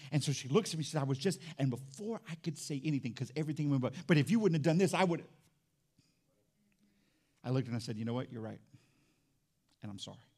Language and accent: English; Fort Walton Beach, Florida, United States; So now we grew up in Fort Walton Beach together. I moved all over the place.